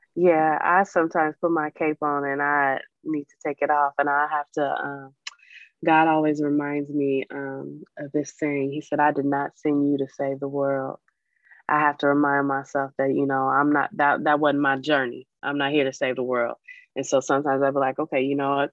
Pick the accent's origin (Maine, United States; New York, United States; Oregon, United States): Oregon, United States; Portland; I was born and raised in Portland, Oregon